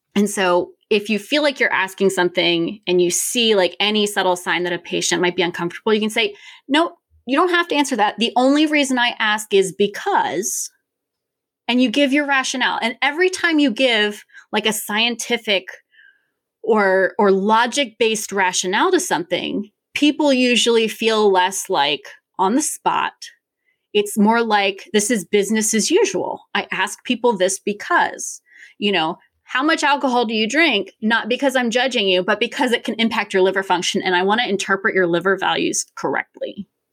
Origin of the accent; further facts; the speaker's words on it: Richmond, Virginia, United States; I'm born and raised in Richmond, Virginia